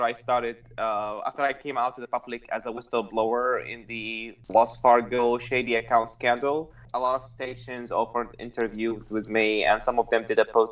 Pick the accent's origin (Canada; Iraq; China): Iraq; also born or lived in Syria / San Diego County, California; now in San Diego, United States; I was born and raised in Iraq, lived briefly in Syria